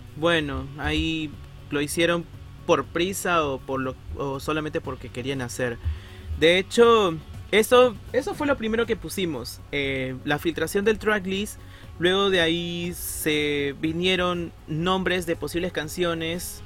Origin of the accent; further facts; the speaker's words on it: Peru; soy de Perú